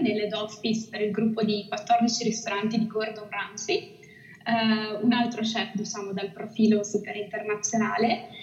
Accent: Italy; moved away as an adult; Amo l'Italia, amo la dolce vita italiana ed è proprio per questo che sono tornata nel mio paese

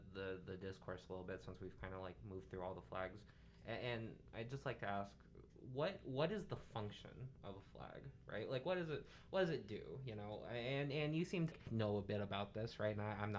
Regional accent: Omaha, Nebraska, United States; I'm from Omaha, right? I barely knew anything about the rest of Nebraska.

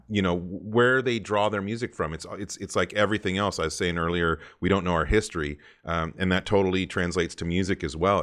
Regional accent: Santa Cruz, California, United States; also born or lived in Colorado / San Diego, California; growing up in Santa Cruz, California, I was a total surfer as well

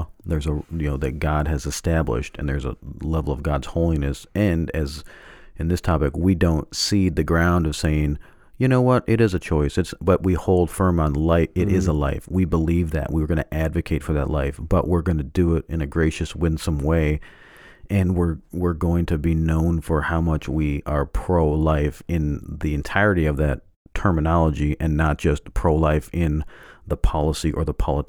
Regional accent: Canada; I mean, I grew up in Canada, too, and we still had... We had turkey, too.

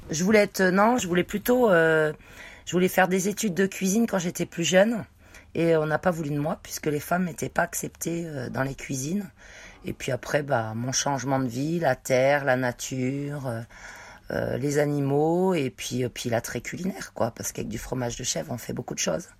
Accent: Savoie, Auvergne-Rhône-Alpes, France; moved away; je viens de la montagne, de la Savoie

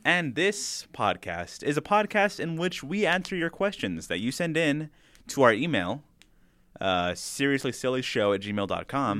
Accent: El Paso, Texas, United States; moved away; I am gonna be drive home to El Paso, my hometown

